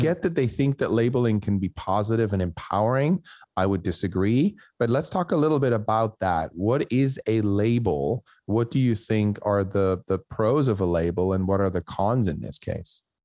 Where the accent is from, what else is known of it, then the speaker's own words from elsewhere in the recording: Switzerland; moved away; I grew up in Switzerland where my school counselor looked at my grades in my last year of high school